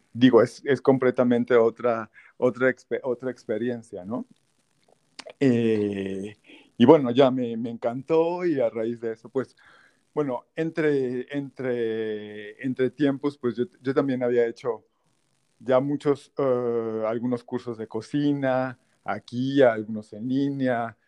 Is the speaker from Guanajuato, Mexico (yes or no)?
no; Tabasco, Mexico; moved away as an adult; also born or lived in Aguascalientes, Mexico / Puebla, Mexico; now in Paris, France; después de Aguascalientes, me fui a Tabasco, eh, crecí en Tabasco, toda mi juventud, la prepa